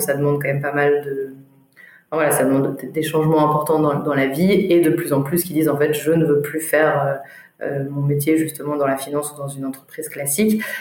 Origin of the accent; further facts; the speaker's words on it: Grenoble, Auvergne-Rhône-Alpes, France; moved away as an adult; now in Paris, France; j'ai grandi pendant, pendant 20 ans à Grenoble